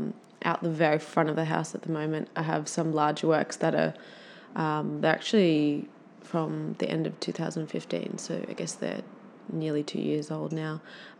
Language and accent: English; Catharaba, Australia; the clay is sourced from my parents' property where I grew up in Catharaba.